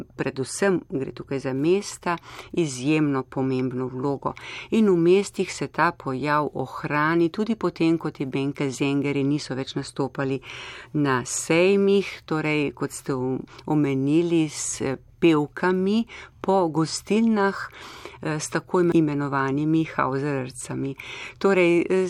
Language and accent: Slovenian; Slovenia; smo imeli Slovenci v preteklosti to izročilo